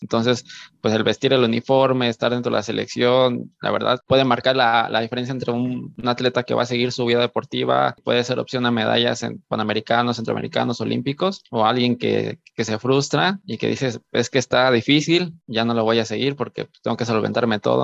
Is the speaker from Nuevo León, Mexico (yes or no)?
no; Michoacán, Mexico; moved away; yo no soy de aquí, yo soy de, yo soy yo soy de Michoacán